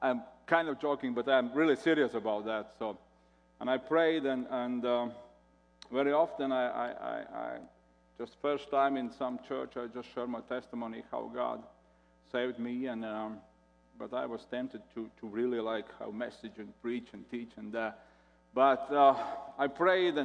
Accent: Latvia; English is a second language; I'm from Latvia

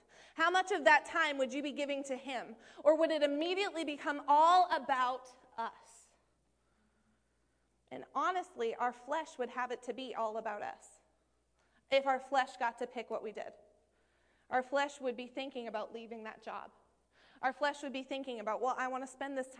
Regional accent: Maine, United States; moved away as an adult; I'm from Maine originally.

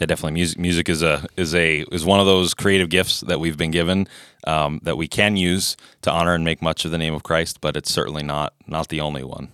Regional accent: Indianapolis, Indiana, United States; moved away as an adult; also born or lived in Ohio; now in Fargo, United States; I grew up in Indianapolis, so I'm not a native Fargo-in either

